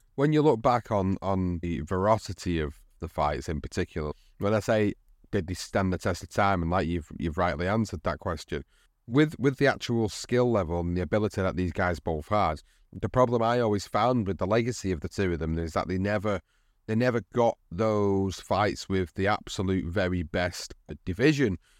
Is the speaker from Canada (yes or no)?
no; United Kingdom; for us as British fans